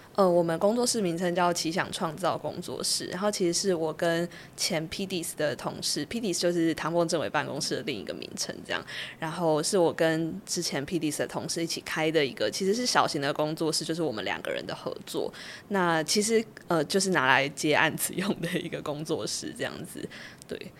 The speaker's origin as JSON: {"language": "Chinese", "region": "Kaohsiung", "country": "Taiwan", "also_born_or_lived": "Taipei", "moved": "as an adult", "said": "我自己其实是在高中的时候，我是高雄人，所以我是大学之后才到台北"}